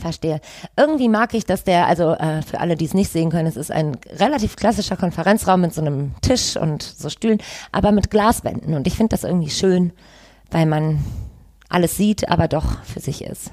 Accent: Düsseldorf, North Rhine-Westphalia, Germany; Ich bin in Goldsheim aufgewachsen

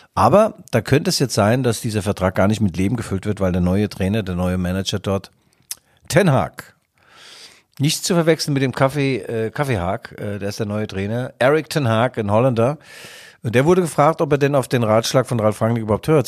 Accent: East Germany, Germany; In Westdeutschland wurde ich geblitzt als Ossi

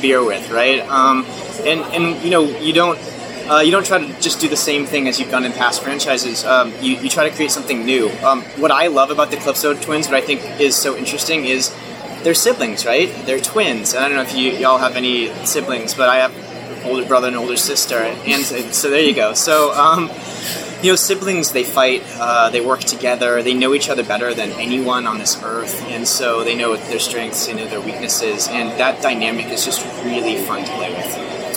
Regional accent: Florida, United States; I am from Florida

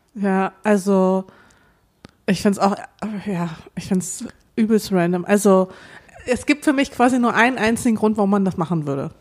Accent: Dortmund, North Rhine-Westphalia, Germany; now in Berlin, Germany; ich bin ja in Dortmund aufgewachsen

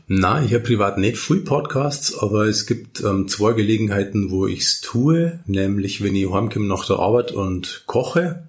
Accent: Simbach am Inn, Bavaria, Germany; in Niederbayern und gerade in der Region, wo ich aufgewachsen bin

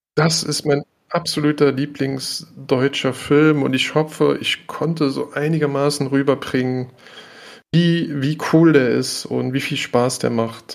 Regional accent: Germany; als Deutscher

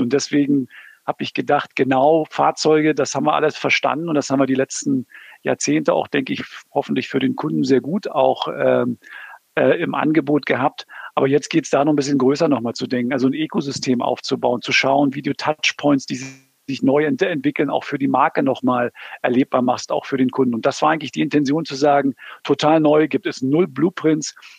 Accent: Berlin, Germany; now in Southern Germany; ich komme aus Berlin.

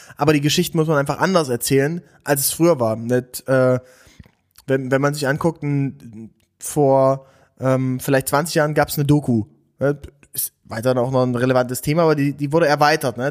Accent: Aken, Saxony-Anhalt, Germany; moved away; ich komme komm ja aus, aus der Region, ich komme aus, aus Aachen an der Elbe, bei Dessau ist das.

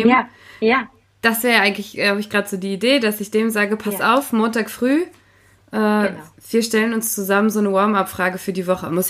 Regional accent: Potsdam, Brandenburg, Germany; ich komme ja aus Potsdam und mein Vater

